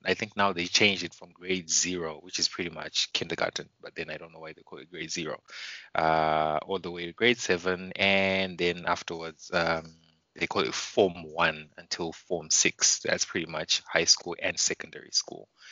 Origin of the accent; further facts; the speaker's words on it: Mutare, Manicaland, Zimbabwe; moved away as an adult; now in Warsaw, Poland; pretty much born and raised. Uh, it, it's called the Eastern Highlands, uh, city called Mutare